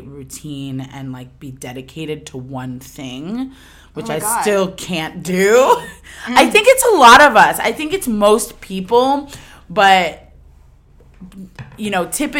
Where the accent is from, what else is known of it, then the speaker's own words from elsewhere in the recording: New York City, New York, United States; moved away as an adult; also born or lived in Spain / Delaware; now in Los Angeles, United States; I was born in Spain, but I grew up in New York for my whole life, and I moved out here to Los Angeles a little over 3 years ago